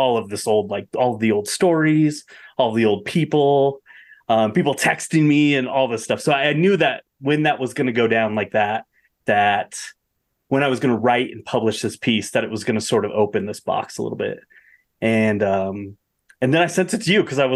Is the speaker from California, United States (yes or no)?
no; Bosler, Wyoming, United States; I grew up in Bosler, which is 10 miles from Pat's ranch